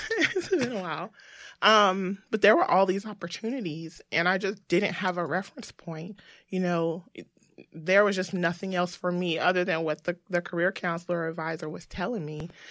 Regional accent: Greensboro, North Carolina, United States; I'm from Greensboro, North Carolina

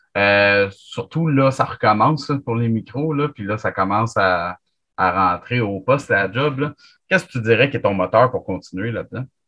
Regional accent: Chambly, Quebec, Canada; Chambly, là. Parce que moi, je suis tout le temps là, toute la fin de semaine. C'est ma ville natale.

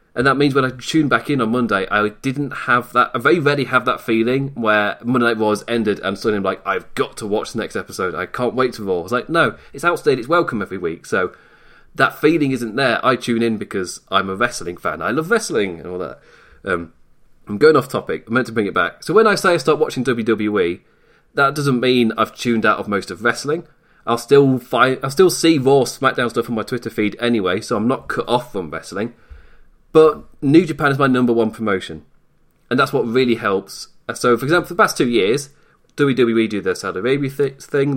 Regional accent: England, United Kingdom; from England

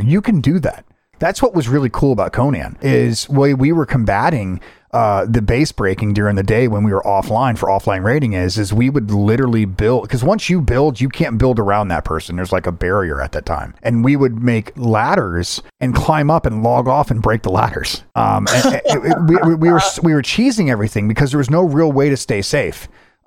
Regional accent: United States; I'm an American

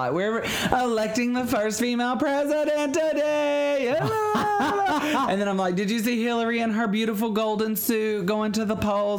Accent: Alabama, United States; we're from Alabama

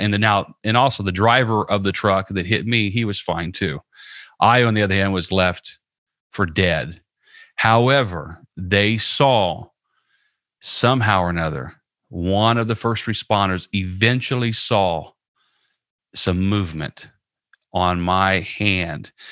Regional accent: Southern Indiana, United States; now in Tampa, United States; I live in Tampa, Florida, and I'm originally from Southern Indiana

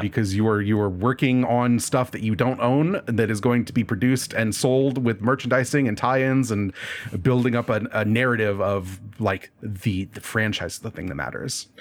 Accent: Nebraska, United States; I'm in Nebraska. I grew up in Nebraska

